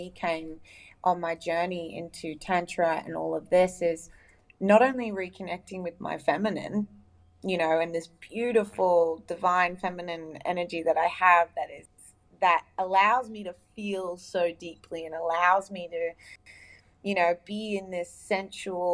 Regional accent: United Arab Emirates; now in Australia; I grew up in the Middle East in the UAE, the United Arab Emirates

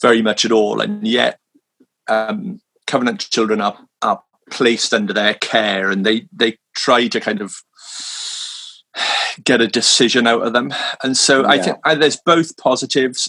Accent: Swansea, Wales, United Kingdom; moved away as an adult; now in London, United Kingdom; I'm originally from Swansea in South Wales

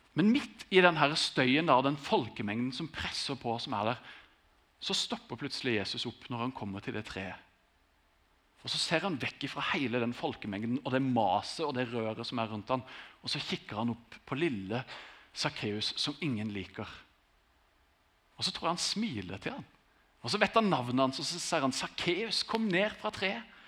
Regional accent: Grimstad, Agder, Norway; Jeg har vokst opp i Grimstad, vært der hele tiden

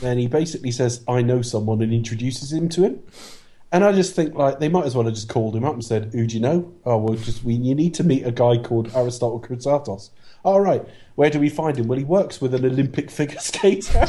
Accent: Plymouth, South West England, United Kingdom; From my hometown

